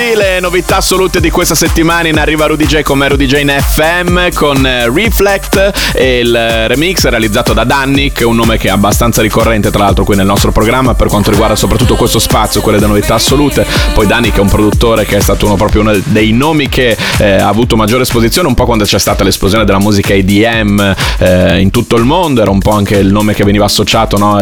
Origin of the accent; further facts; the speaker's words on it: Bologna, Emilia-Romagna, Italy; io sono di Bologna